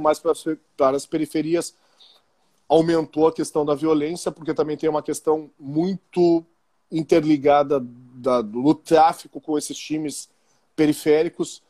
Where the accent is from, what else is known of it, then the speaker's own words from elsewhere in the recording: Porto Alegre, Rio Grande do Sul, Brazil; eu sou nascido e criado em Porto Alegre